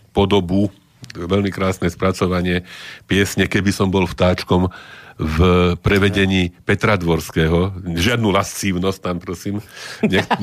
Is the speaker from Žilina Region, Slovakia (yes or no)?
no; Trnava, Trnava Region, Slovakia; ja som Trnavčan.